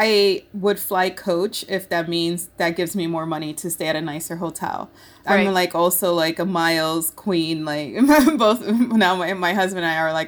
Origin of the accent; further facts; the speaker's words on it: Rochester, New York, United States; also born or lived in Puerto Rico; I grew up in Rochester, New York, I went to high school there.